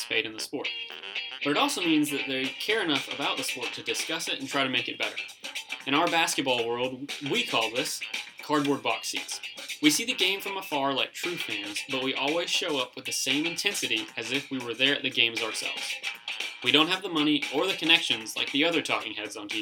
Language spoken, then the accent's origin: English; Charleston, South Carolina, United States; I'm from Chucktown, also known as Charleston, South Carolina